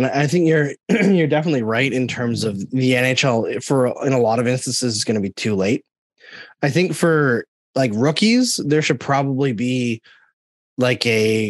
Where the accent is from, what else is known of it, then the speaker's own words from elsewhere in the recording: Alberta, Canada; also born or lived in Saskatchewan; when I grew up in Northern Alberta through my teenage years, from when I was 11, and before that, Southern Saskatchewan.